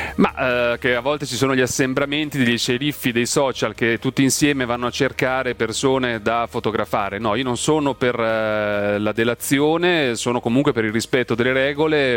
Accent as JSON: {"language": "Italian", "area": "province of Ferrara", "region": "Emilia-Romagna", "country": "Italy", "tie": "born or raised there", "moved": "as an adult", "lives_now": "Milan, Italy", "said": "Sono nato in provincia di Ferrara, sono cresciuto in un paese de... Eh, vicino a Ferrara, mi sento ferrarese"}